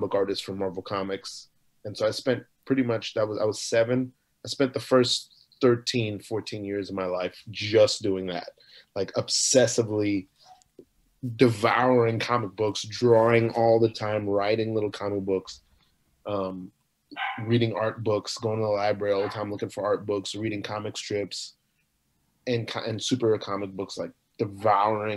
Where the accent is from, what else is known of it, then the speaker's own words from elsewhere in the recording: New York City, New York, United States; also born or lived in Queens, New York / Florida; I'm from Brooklyn. I grew up in Brooklyn and Queens